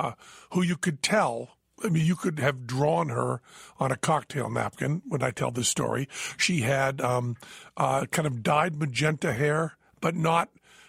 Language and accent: English; New Jersey, United States; when I was growing up in Jersey, we used to go down to the gas station, Ducky Slattery Sinclair Station.